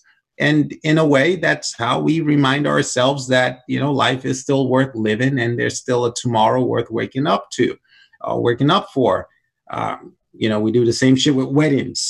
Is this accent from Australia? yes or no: no; Nigeria; now in United States; growing up in Nigeria, we had slaves